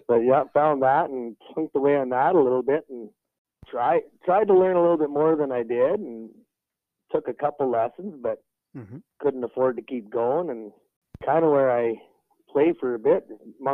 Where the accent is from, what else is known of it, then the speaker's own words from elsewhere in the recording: Fairview, Alberta, Canada; I grew up in Fairview.